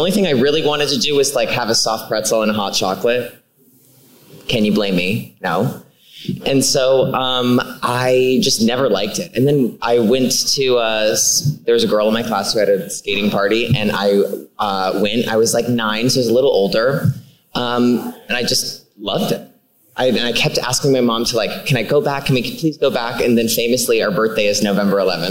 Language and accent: English; Scranton, Pennsylvania, United States; in Scranton, we have Montage Mountain.